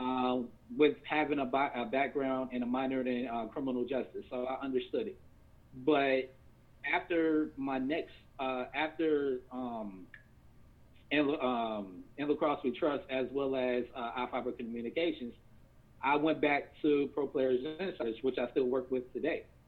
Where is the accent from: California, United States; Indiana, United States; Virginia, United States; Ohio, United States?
Virginia, United States; moved away as an adult; also born or lived in Washington State; I'm from Virginia